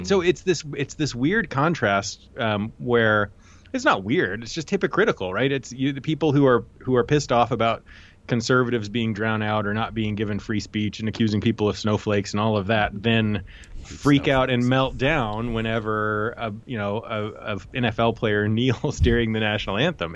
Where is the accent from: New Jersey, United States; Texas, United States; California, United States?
Texas, United States; I, am a Texan